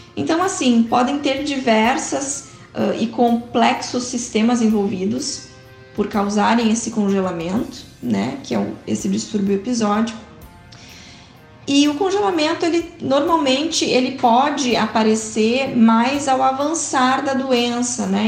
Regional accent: Porto Alegre, Rio Grande do Sul, Brazil; sou de Porto Alegre, do Rio Grande do Sul

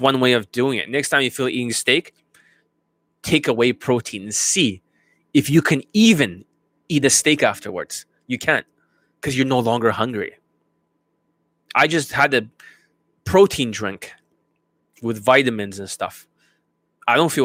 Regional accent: Canada; I'm Canadian

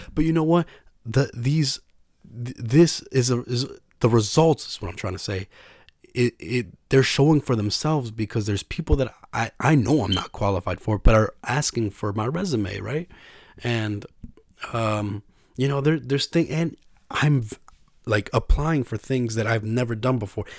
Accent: New York, United States; I was from New York

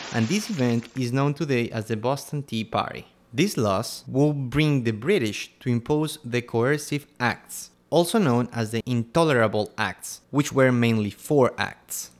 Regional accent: Quito, Pichincha, Ecuador; I'm from Quito, Ecuador

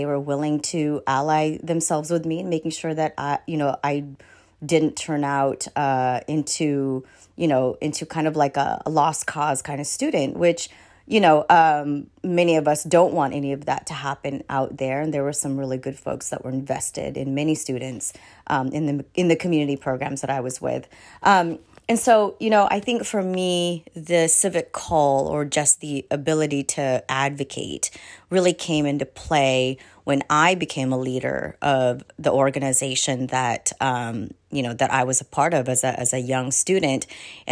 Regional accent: Tacoma, Washington, United States; born or raised there; also born or lived in Philippines

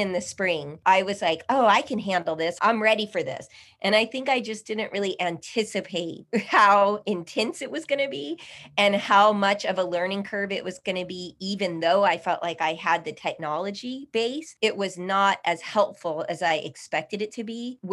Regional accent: El Paso, Texas, United States; now in Austin, United States; I am native El Pasoan

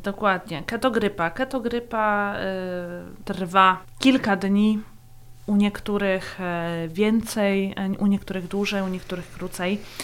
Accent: Poland; also born or lived in Latvia; now in Austria; urodziłam się na Łotwie, wychowałam w Polsce, stąd e, mój doskonały język polski

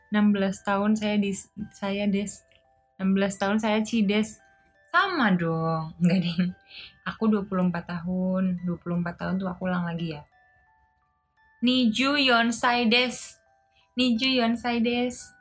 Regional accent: Indonesia; aku juga orang Indonesia

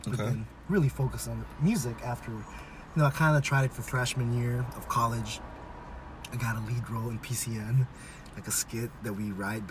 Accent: West Coast, United States; We grew up, so I was thinking about this. We grew up in the West Coast.

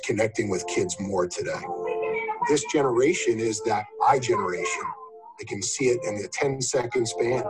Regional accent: New York City, New York, United States; I grew up in Rosedale

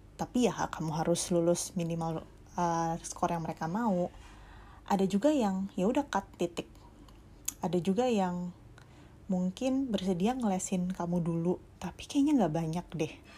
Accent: Jakarta, Indonesia; aku dari Jakarta

